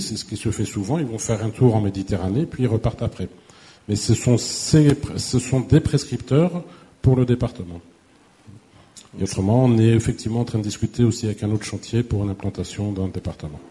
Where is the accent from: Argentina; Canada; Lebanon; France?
France; Brittany; now in Occitanie, France; je suis breton d'origine